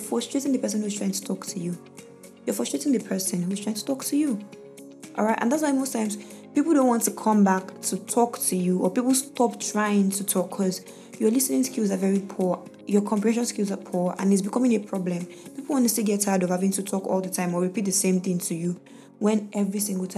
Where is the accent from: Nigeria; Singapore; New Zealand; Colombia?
Nigeria; As a Nigerian woman